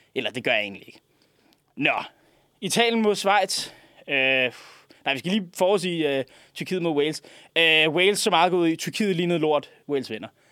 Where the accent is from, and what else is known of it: Denmark